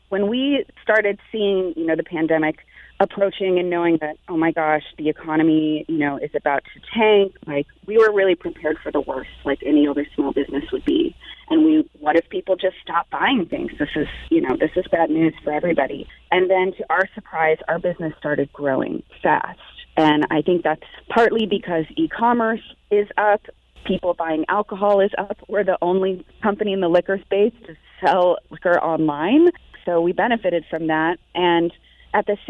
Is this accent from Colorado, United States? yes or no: no; New Bern, North Carolina, United States; moved away as an adult; also born or lived in Raleigh, North Carolina; now in Sonoma County, California, United States; I grew up in New Bern, and then I went to NC State